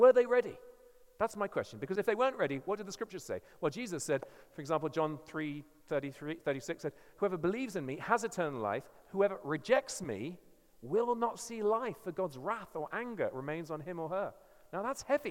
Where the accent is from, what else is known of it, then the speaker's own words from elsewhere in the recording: England, United Kingdom; I'm English